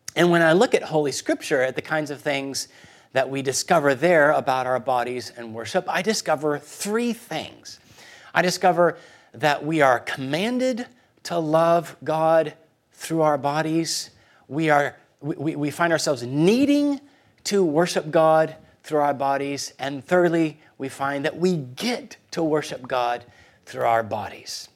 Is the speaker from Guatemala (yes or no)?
yes; Guatemala City, Guatemala Department, Guatemala; moved away; I was born in Guatemala City.